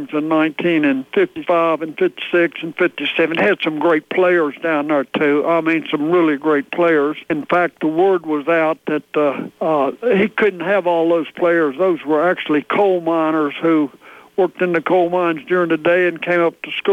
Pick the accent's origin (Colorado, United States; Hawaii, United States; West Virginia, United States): West Virginia, United States; Gary; I'm a McDowell County boy. I was born in Geary, West Virginia.